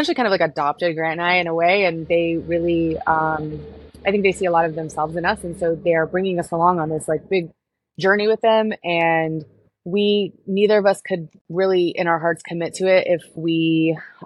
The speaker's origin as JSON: {"language": "English", "town": "Houston", "region": "Texas", "country": "United States", "tie": "born or raised there", "also_born_or_lived": "Florida", "moved": "as an adult", "said": "I was born and raised in Houston"}